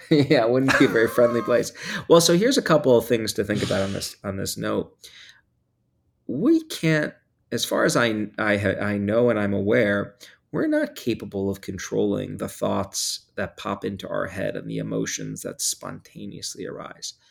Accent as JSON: {"language": "English", "region": "New York", "country": "United States", "tie": "born or raised there", "said": "I grew up in New York"}